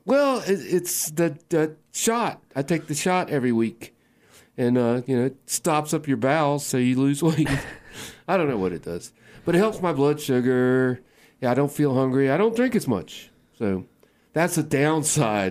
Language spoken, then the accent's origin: English; Waynesboro, Virginia, United States; I grew up in Waynesboro, Virginia